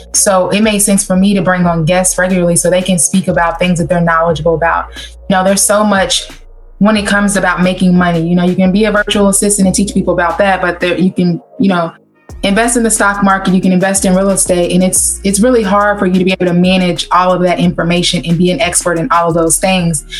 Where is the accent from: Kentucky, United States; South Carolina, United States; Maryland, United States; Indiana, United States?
Kentucky, United States; now in Cincinnati, United States; I'm originally from Kentucky